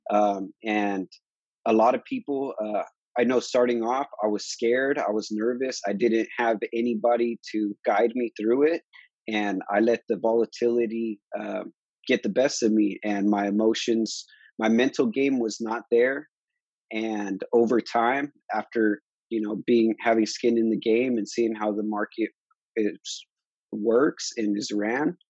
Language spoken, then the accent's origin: English; Harbor area of California, United States; I'm from the Harbor area of California